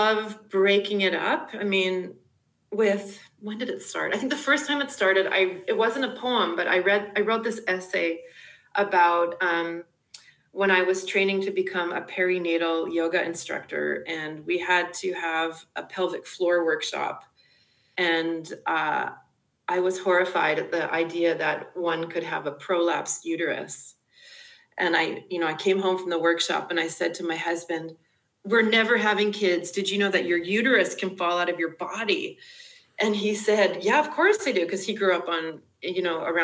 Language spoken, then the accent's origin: English; Canada; moved away; also born or lived in United Kingdom / Emeryville, California; being Canadian and living in the UK